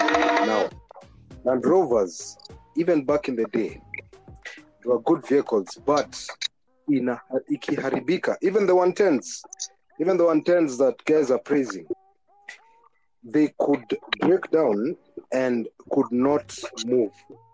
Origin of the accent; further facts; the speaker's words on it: Samburu County, Kenya; I'm actually a Samburu guy from the Great North.